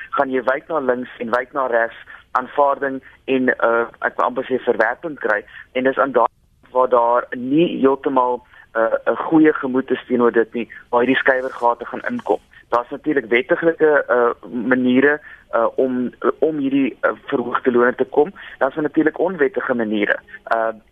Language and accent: Afrikaans; South Africa; as Suid-Afrikaners